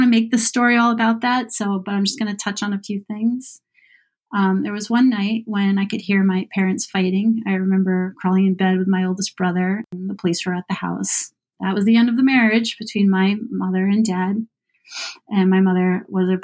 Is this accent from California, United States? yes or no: no; Boston, Massachusetts, United States; growing up in Boston was great.